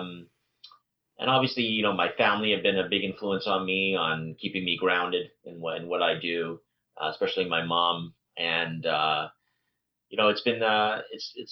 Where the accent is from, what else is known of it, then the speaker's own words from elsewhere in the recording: Vancouver, British Columbia, Canada; also born or lived in East Africa; I was born in East Africa, but I moved to Vancouver when I was two